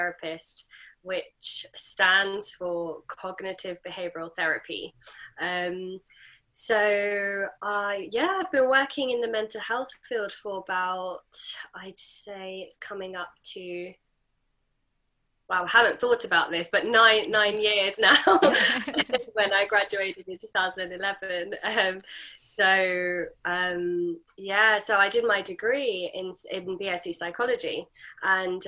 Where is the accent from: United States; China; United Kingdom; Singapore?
United Kingdom; I'm British Asian